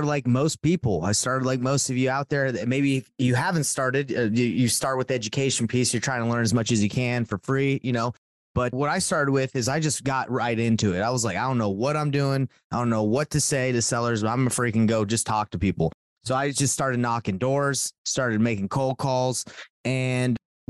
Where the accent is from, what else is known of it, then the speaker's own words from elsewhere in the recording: Atlanta, Georgia, United States; moved away as an adult; also born or lived in Rexburg, Idaho; now in Salt Lake City, United States; I'm from Salt Lake City, Utah, grew up in Atlanta and moved out here